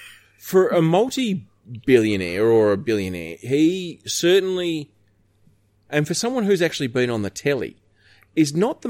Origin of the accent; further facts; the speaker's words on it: Australia; We're Australian.